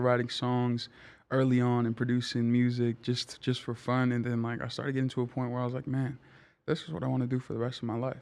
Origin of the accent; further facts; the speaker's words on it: Tonga; now in East Palo Alto, United States; I loved my life growing up in Tonga